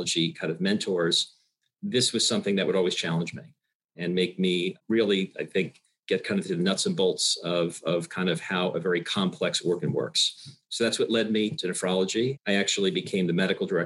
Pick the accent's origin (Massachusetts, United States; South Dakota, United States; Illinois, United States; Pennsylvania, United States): Pennsylvania, United States; Bucks County; also born or lived in Michigan / Philadelphia; I grew up in Bucks County, Pennsylvania